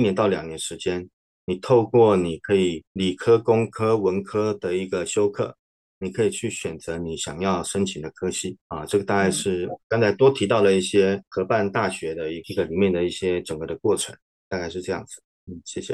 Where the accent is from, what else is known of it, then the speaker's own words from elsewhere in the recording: Taipei, Taiwan; moved away as an adult; also born or lived in Tainan; now in Shanghai, China; 我其实是在台北出生的。那么，呃，我的学经历呢是高中在台北的建中，那么大学跟研究所在成功大学